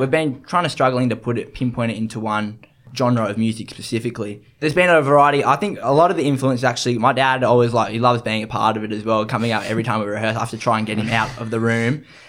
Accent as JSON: {"language": "English", "town": "Sydney", "region": "New South Wales", "country": "Australia", "tie": "born or raised there", "said": "growing up in the East and Suburbs, you just, you obviously got the beach right at your doorstep"}